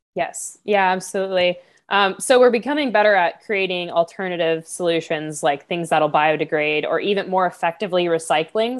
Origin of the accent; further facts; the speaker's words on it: Florida, United States; I grew up in Florida all my life